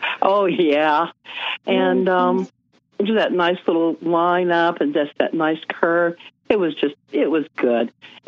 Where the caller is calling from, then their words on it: Salt Lake City, Utah, United States; So I'm coming from Salt Lake. Let's just say I am not impressed with Utah's medical field. I'm not from Utah, and when I can get out of here, I will.